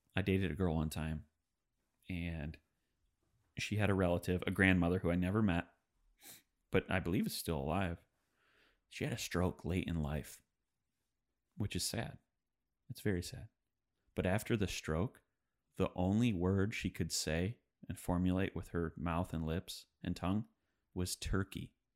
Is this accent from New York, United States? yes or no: no; suburb of Detroit, Michigan, United States; moved away; I'm from Detroit, which, it's a suburb of Detroit. It's twenty miles west.